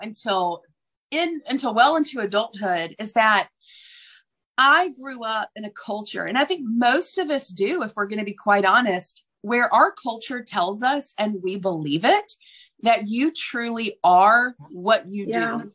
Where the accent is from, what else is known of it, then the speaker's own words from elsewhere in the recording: Deep South, United States; I grew up in the Deep South